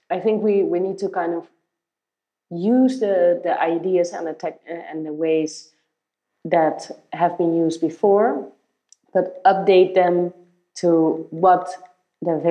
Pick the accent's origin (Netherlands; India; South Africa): Netherlands; moved away as an adult; I had to change this mindset a bit because I came from the Netherlands, where I did do this type of work that was a nine to six computer related job.